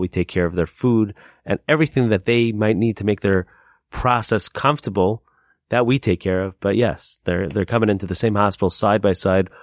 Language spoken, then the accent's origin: English; Lakewood, New Jersey, United States; moved away; my hometown of Lakewood. I used to live in a town called Lakewood in New Jersey.